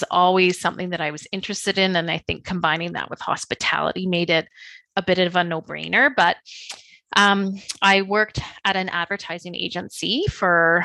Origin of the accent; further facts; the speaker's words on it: Beaumont, Alberta, Canada; my hometown, Beaumont.